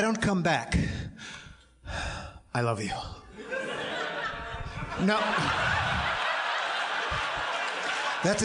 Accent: Midwest, United States; But in Chicago, we Midwesterners

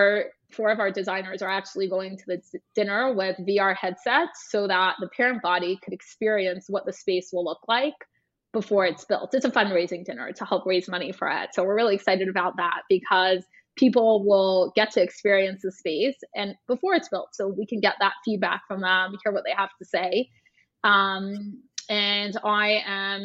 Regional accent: Toronto, Ontario, Canada; moved away as an adult; now in New York, United States; I am from Toronto. I moved to New York and essentially started the firm from scratch here.

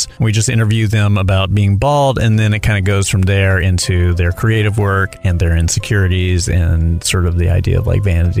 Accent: Charlotte, North Carolina, United States; also born or lived in New York; now in Los Angeles, United States; I'm originally from Charlotte, North Carolina.

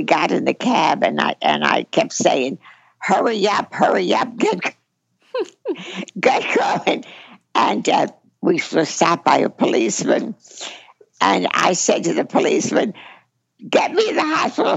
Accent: Baltimore, Maryland, United States; also born or lived in Italy; now in California, United States; So we came from Italy by ourselves to his sister's home in Baltimore. And that's where I grew up.

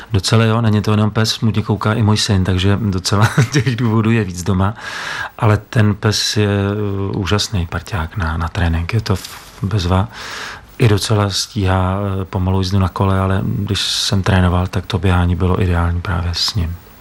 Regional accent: Bohemia, Czechia; jsem z Čech

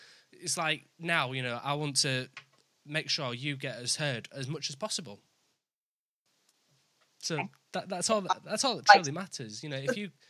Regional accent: Leeds, Yorkshire and the Humber, United Kingdom; now in York, United Kingdom; I currently live in York, but I'm actually from Leeds.

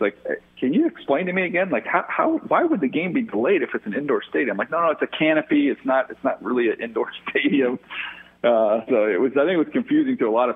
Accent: San Diego, California, United States; I grew up in San Diego

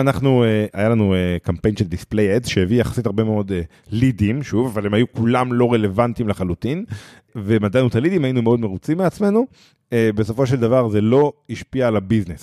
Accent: Israel; אנחנו אה, כישראלים

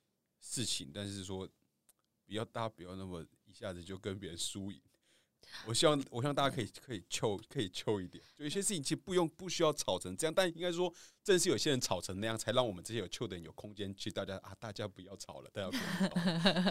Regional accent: Taiwan; 我已经在台湾长大嘛，然后

